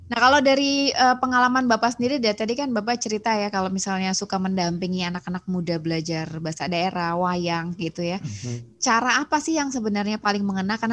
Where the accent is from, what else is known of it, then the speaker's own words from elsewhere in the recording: Jakarta, Indonesia; Iya, karena saya dari lahir tinggal di Jakarta gitu.